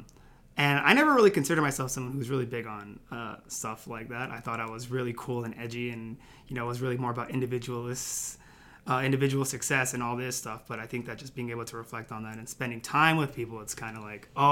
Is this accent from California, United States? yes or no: yes; California, United States; I'm originally from California, so all of my friends and family were nearby.